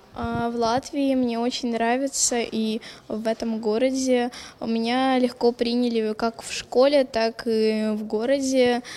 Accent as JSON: {"language": "Latvian", "country": "Ukraine", "second_language": "Latvian", "moved": "yes", "lives_now": "Liepāja, Latvia", "said": "es esmu no Ukraiņa"}